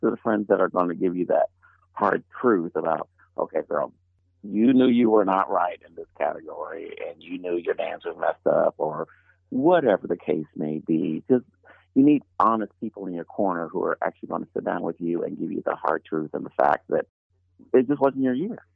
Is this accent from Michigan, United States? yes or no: no; Illinois, United States; born or raised there